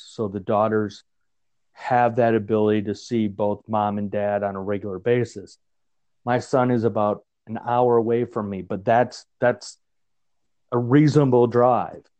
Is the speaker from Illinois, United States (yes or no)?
yes; Chicago, Illinois, United States; now in Greeley, United States; growing up in Chicago